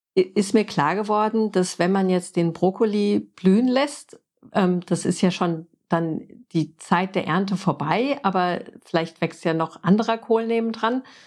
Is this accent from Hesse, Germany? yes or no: yes; Frankfurt, Hesse, Germany; moved away as an adult; also born or lived in Oklahoma, United States / Florida, United States; als Stadtkind in Frankfurt geboren und aufgewachsen